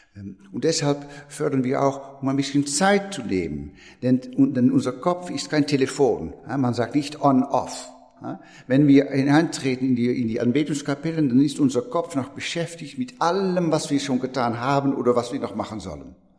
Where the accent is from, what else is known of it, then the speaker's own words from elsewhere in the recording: Netherlands; German is a second language; moved away as an adult; now in France; ich bin Niederländer von, von Geburt